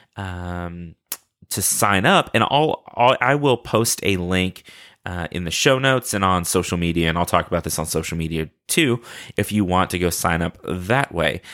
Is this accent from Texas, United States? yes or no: yes; Texas, United States; with Texans, we will at some point tell you how great Texas is